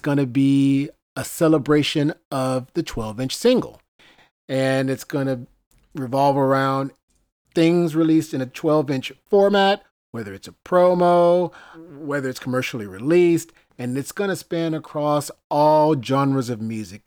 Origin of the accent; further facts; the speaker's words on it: Greenville, Mississippi, United States; When I was a kid growing up in Greenville, Mississippi